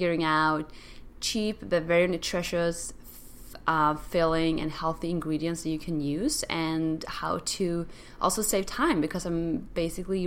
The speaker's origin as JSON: {"language": "English", "country": "Sweden", "tie": "born or raised there", "moved": "yes", "said": "my whole world was just growing up in Sweden"}